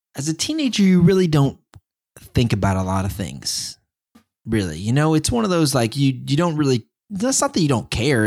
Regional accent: small town near San Antonio, Texas, United States; also born or lived in Dallas; I moved from a small town near San Antonio to Dallas. And, um, I was born in Dallas, so basically going back home, kinda.

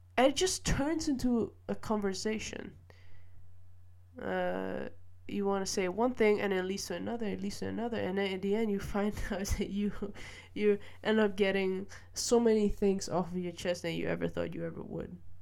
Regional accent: Malaysia; now in Netherlands; I grew up in Malaysia and I moved to the Netherlands

